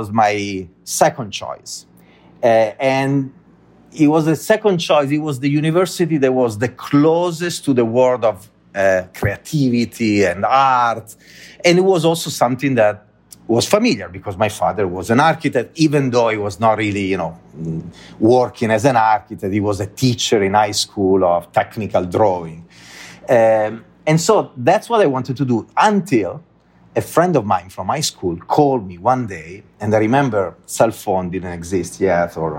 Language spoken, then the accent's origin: English; Italy; English is a second language; moved away as an adult; also born or lived in Dublin, Ireland